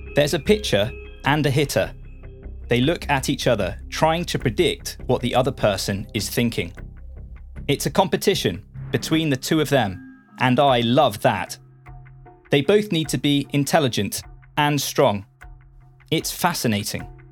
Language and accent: English; Portsmouth, South East England, United Kingdom; accent: British; I grew up in the city of Portsmouth